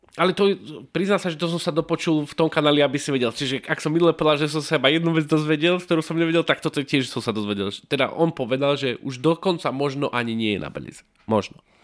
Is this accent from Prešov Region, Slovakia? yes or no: no; Martin, Žilina Region, Slovakia; keďže sme z Martina